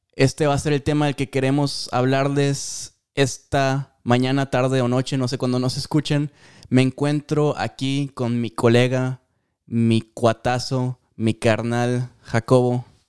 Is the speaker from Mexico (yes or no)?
yes; Mexico; yo soy súper mexicano